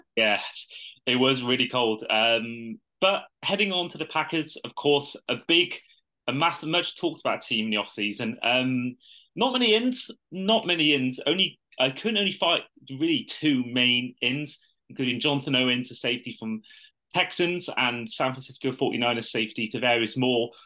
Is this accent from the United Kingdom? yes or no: yes; United Kingdom